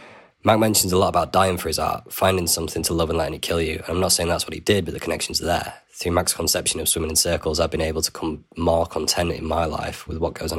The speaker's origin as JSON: {"language": "English", "town": "Sheffield", "region": "Yorkshire and the Humber", "country": "United Kingdom", "said": "I'm from Sheffield in the UK."}